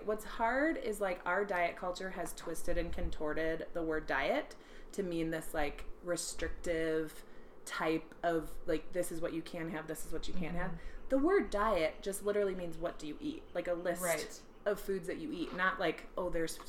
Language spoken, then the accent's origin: English; Apple Valley, Minnesota, United States; born there; accent: Minnesotan; I was born in Minnesota. Well, yeah. Well, yeah, Apple Valley up there. my whole family speaks very Minnesotan.